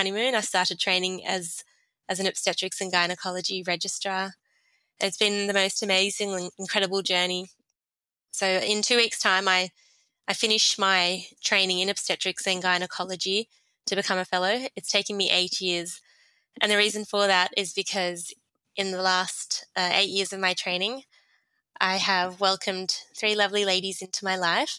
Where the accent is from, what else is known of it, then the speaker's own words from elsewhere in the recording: Sydney, New South Wales, Australia; also born or lived in Jordan; I grew up here in Sydney. My family came or migrated to Australia from Jordan in 1992.